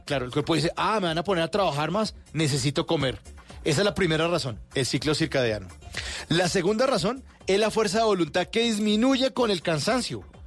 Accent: Bogotá, Colombia; aquí somos los rolos, los que andamos con saco

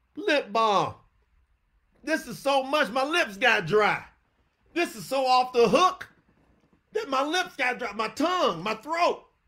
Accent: New York City, New York, United States; I was born in Harlem.

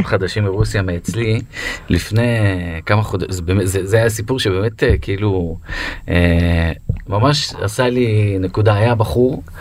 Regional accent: Beersheba, Southern District, Israel; אני גדלתי בבית ספר בבאר שבע

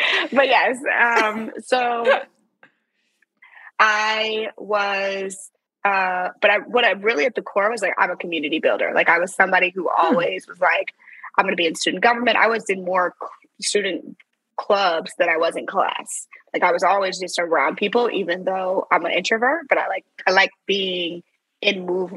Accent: St. Louis, Missouri, United States; moved away as an adult; also born or lived in Silicon Valley; I'm from St. Louis

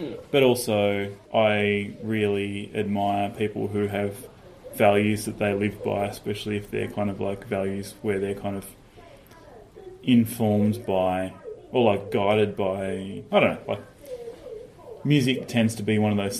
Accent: Tasmania, Australia; moved away as an adult; now in Melbourne, Australia; I maybe knew five or six people in Tassie when I was growing up

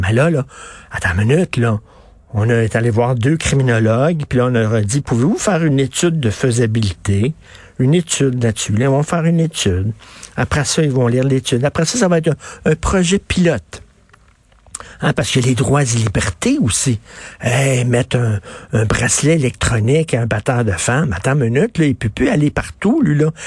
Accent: Montreal, Quebec, Canada; Je viens de Verdun, c'est un endroit qui était très tough. À Verdun, il fallait que tu te battes

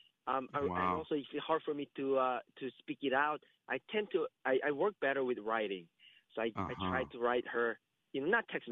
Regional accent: South Korea; English is a second language; moved away; I'm from Korea

